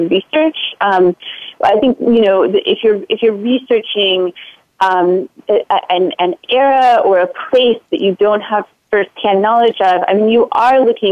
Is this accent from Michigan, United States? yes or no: no; Florida, United States; moved away as an adult; now in Boston, United States; I grew up in Florida, and I went to graduate school in Boston and recently moved back to the Boston area